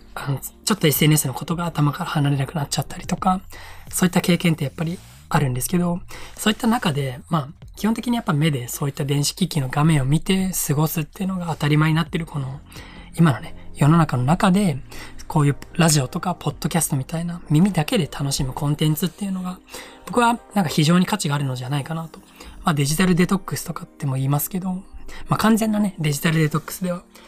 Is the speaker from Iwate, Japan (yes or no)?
yes; Iwate, Japan; moved away as an adult; also born or lived in Gunma; 地元の岩手に帰ってきてまして